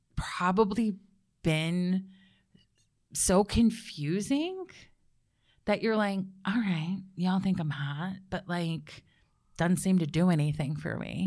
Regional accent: Georgia, United States; I'm from Georgia.

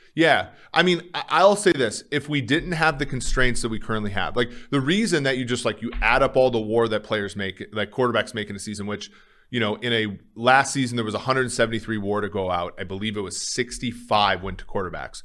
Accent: Minnesota, United States; moved away; growing up in Minnesota, it was always cold

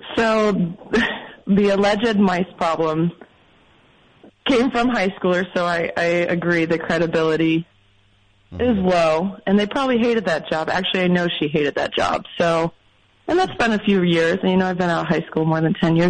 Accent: Ohio, United States; moved away as an adult; also born or lived in Chicago; now in Los Angeles, United States; maybe I'm from Ohio

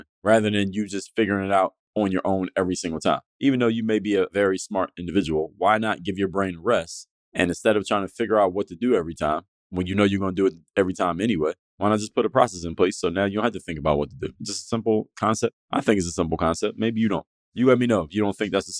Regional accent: Philadelphia, Pennsylvania, United States; I'm from Philadelphia

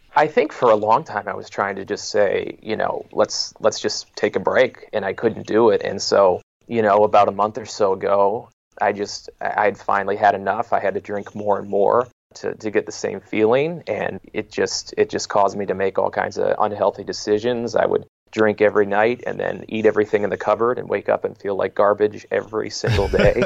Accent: Detroit, Michigan, United States; moved away as an adult; also born or lived in Long Island, New York; I was born and raised in the Metro Detroit area in Michigan

